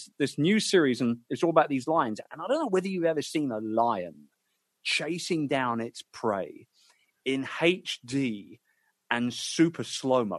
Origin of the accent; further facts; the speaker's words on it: London, United Kingdom; my hometown of London